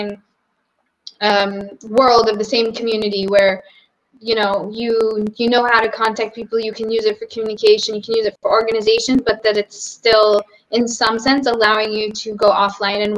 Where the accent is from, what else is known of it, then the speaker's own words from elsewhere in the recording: Boston, Massachusetts, United States; moved away as an adult; now in Portugal; I'm from Boston